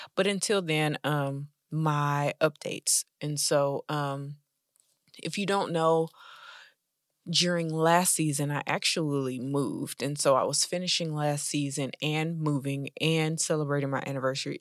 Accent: United States; I'm an American Black lady

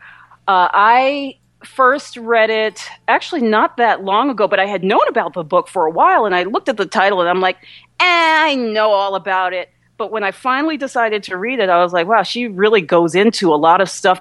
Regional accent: New York area, United States; also born or lived in New Jersey; I'm from the New York area, too, and lived in New Jersey for a number of years

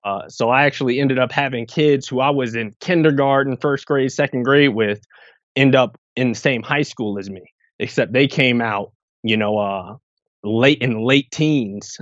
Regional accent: Irvington, New Jersey, United States; also born or lived in England / Piscataway, New Jersey; I spent probably the, the growing up years in Irvington, New Jersey, which is right outside of Newark.

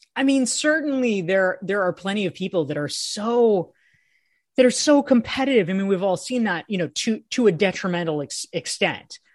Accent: Pinehurst, North Carolina, United States; I ended up growing, growing up in Pinehurst

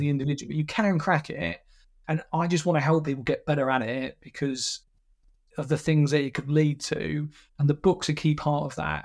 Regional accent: Essex, East of England, United Kingdom; I'm, I'm from Essex

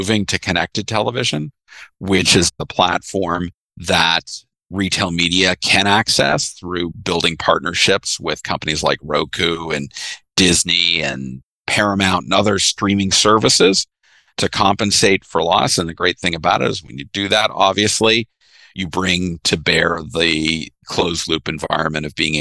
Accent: Canada; I'm the Canadian in the group

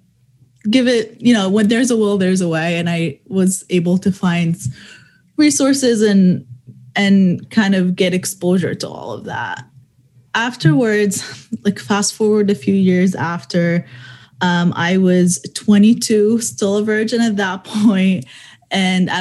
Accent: Dubai, United Arab Emirates; also born or lived in Middle East; I was born in the Middle East. I grew up in Dubai most of my life

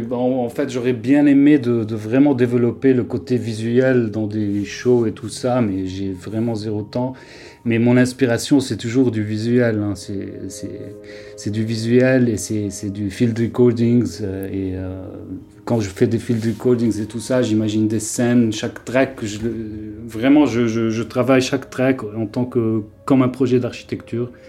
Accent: Beirut, Beirut Governorate, Lebanon; moved away as an adult; now in Paris, France; je viens de Beyrouth et ça fait, comme j'ai dit, depuis 2018 je suis à Paris.

